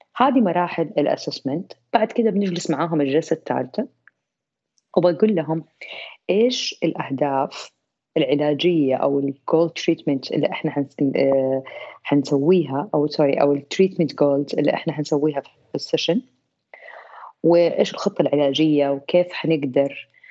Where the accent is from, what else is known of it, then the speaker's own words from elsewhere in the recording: Saudi Arabia; عندنا في السعوديه